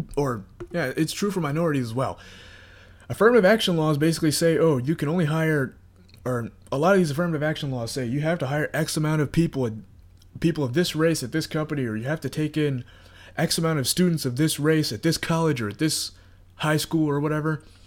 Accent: United States; I'm an American, I live in the United States

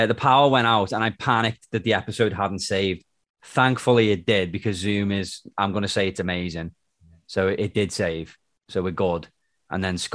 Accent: England, United Kingdom

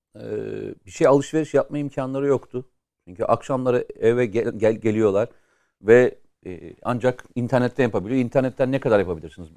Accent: Samsun, Turkey; benim şehrim de orada. Yani Samsun

